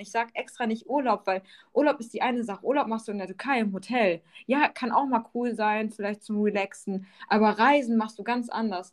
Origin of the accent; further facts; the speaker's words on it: Bochum, North Rhine-Westphalia, Germany; now in Allgäu, Germany; ich bin ursprünglich aus dem Ruhrpott, aus Bochum wohne jetzt im schönen Allgäu